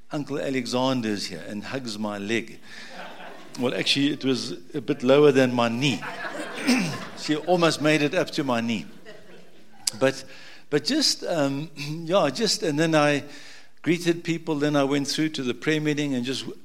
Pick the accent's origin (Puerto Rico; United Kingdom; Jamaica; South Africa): South Africa; Durban, KwaZulu-Natal; moved away; I was born in Durban a long time ago when I came out of Noah's Ark, 1955